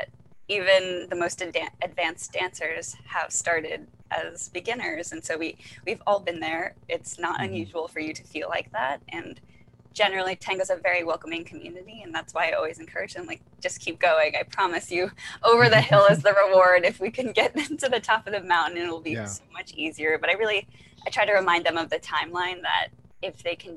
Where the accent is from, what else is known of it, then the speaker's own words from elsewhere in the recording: Philippines; as a Filipino